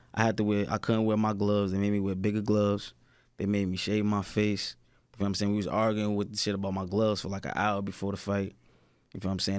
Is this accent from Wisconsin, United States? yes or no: no; Newark, New Jersey, United States; where I'm from, like, you know, I'm from Newark.